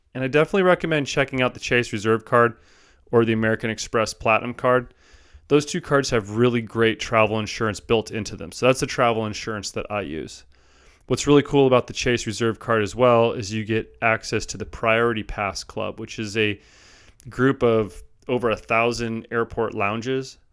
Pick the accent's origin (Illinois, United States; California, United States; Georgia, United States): California, United States; Southern; moved away; I'm from originally Southern California